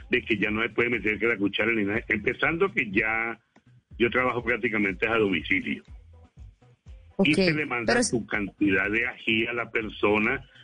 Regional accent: Huila, Colombia; now in Cali, Colombia; Nosotros con mi señora, como le digo, que somos del Huila, pero hay muchos años vivo aquí en Cali.

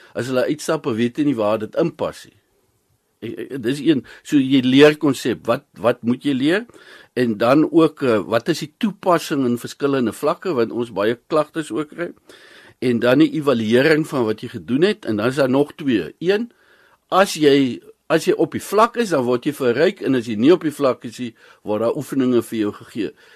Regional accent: South Africa; Ons is Suid-Afrikaners

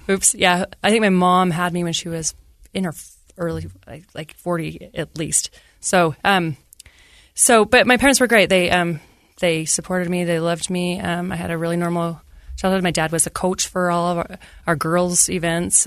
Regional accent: Ogden, Utah, United States; I grew up in Ogden, Utah.

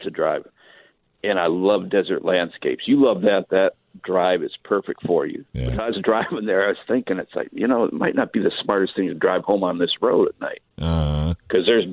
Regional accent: Michigan, United States; moved away; When I was growing up in Michigan, we went to every Saturday night, we went to Flat Rock Speedway in Michigan.

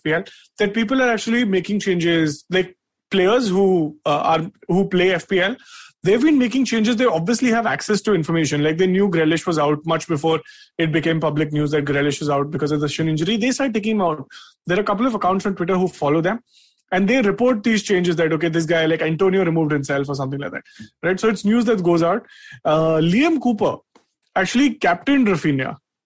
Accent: Delhi, India; I'm also born and raised Delhi

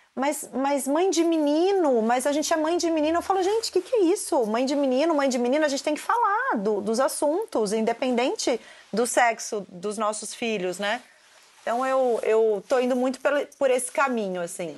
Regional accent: Santos, São Paulo, Brazil; Eu sou de Santos

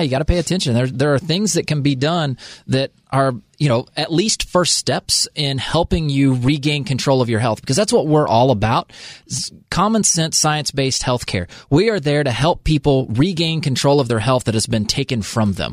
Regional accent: United States; I'm only American.

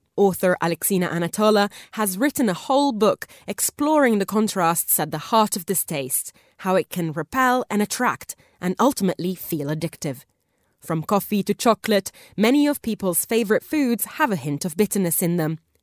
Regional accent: Italy; moved away; growing up in Italy, just eating so many oranges

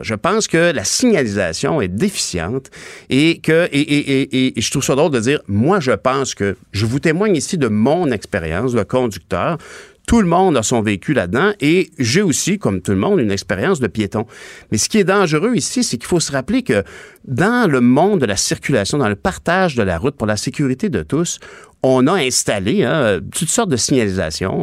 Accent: Quebec, Canada; also born or lived in Ottawa / Longueuil

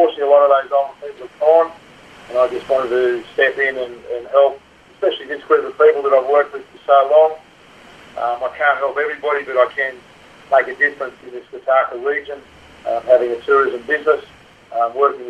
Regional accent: Alice Springs, Northern Territory, Australia; I'm from Central Australia, Alice Springs

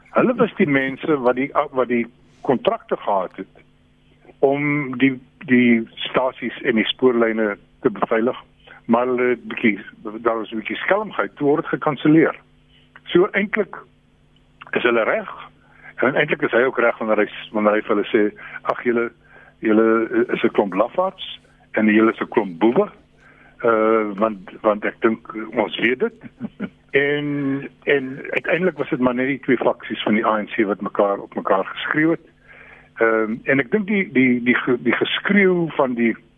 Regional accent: South Africa; ons as Suid-Afrikaners

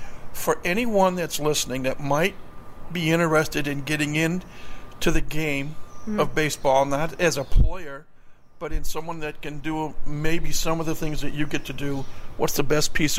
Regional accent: Detroit, Michigan, United States; I'm from Detroit

